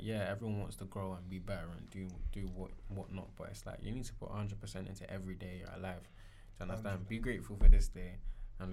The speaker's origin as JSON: {"language": "English", "region": "London", "country": "United Kingdom", "tie": "born or raised there", "said": "Growing up in London."}